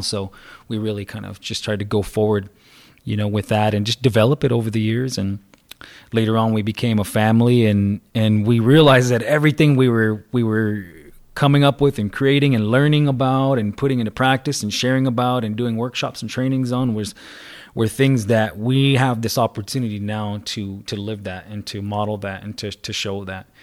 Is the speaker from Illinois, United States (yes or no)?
no; Salt River, Arizona, United States; I'm from the Salt River people around this area right here